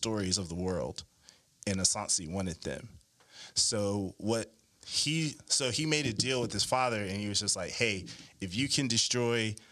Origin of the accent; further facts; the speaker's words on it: Shreveport, Louisiana, United States; I'm from Louisiana. I'm a Louisiana boy, born in Shreveport